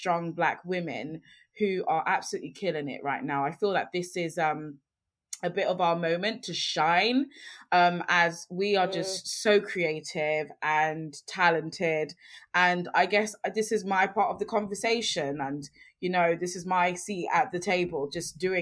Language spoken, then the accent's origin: English; London, United Kingdom; I grew up in London, and London is home, absolutely